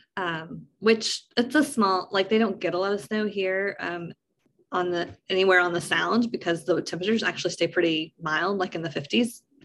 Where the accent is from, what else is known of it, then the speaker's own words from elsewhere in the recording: East Tennessee, United States; we're from East Tennessee